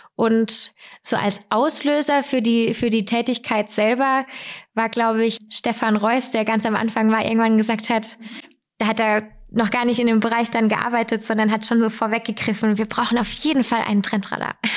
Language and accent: German; Weikersheim, Baden-Württemberg, Germany; Ich komme aus Weikersheim